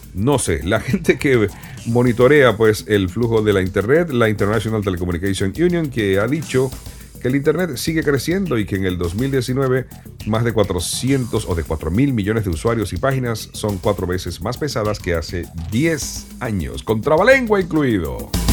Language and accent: Spanish; Venezuela; En mi país, Venezuela